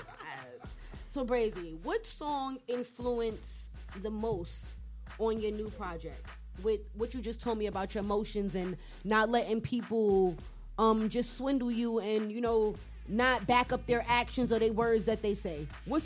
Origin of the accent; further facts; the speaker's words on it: New York, United States; I'm from New York.